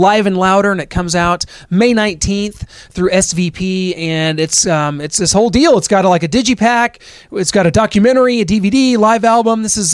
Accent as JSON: {"language": "English", "region": "Missouri", "country": "United States", "said": "I'm from Missouri"}